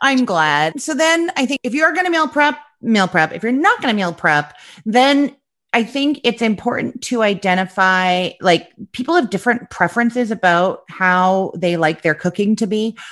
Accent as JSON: {"language": "English", "country": "Canada", "moved": "as an adult", "lives_now": "Florida, United States", "said": "I am originally from Canada, but like twelve years ago, my now ex-husband was offered an amazing job opportunity in Florida"}